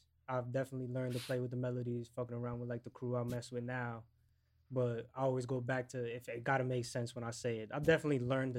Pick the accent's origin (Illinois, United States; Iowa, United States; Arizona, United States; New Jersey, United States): New Jersey, United States; Paterson; also born or lived in Roxbury, New Jersey / Florida; now in Clifton, United States; I'm a rapper from Paterson, New Jersey. I currently reside in Clifton. I've lived up in Roxbury. I've lived in Florida.